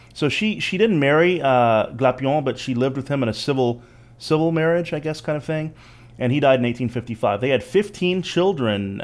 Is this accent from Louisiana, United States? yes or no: yes; Alexandria, Louisiana, United States; I was born in Alexandria, Louisiana